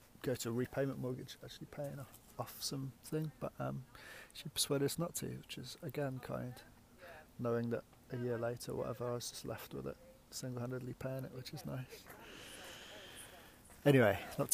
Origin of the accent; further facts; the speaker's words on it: Leicester, East Midlands, United Kingdom; moved away as an adult; also born or lived in Yorkshire; I'm from the Midlands originally, Leicester. You can probably tell by my accent